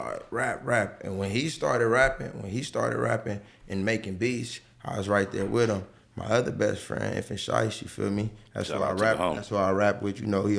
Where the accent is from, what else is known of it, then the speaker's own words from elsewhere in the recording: Los Angeles, California, United States; right there on 69th and Broadway, the pink ones upstairs. That was my balcony, you feel me? From day zero, you feel me? Born and raised on that block. I probably moved from 69th when I was like 15